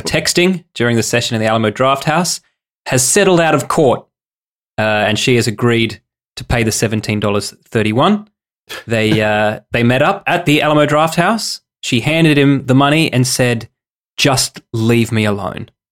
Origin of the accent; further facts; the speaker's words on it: Australia; we're Australian